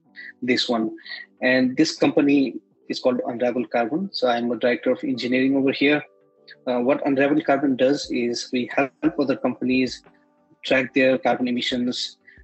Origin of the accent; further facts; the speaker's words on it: Nepal; I come from Nepal.